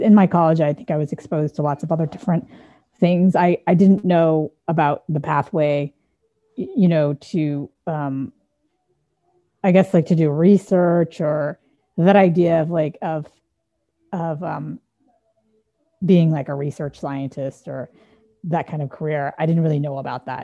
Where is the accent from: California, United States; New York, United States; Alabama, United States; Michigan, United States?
California, United States; San Dimas; I grew up in San Dimas, which is a small Midwestern town in Southern California. It's about an hour outside of LA.